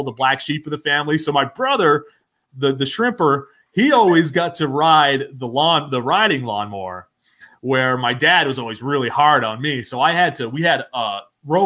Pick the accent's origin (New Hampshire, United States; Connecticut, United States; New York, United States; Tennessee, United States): New Hampshire, United States; Newport; now in Canton, Georgia, United States; I'm originally from Newport, New Hampshire. It's a very small town in New Hampshire, 6,000 people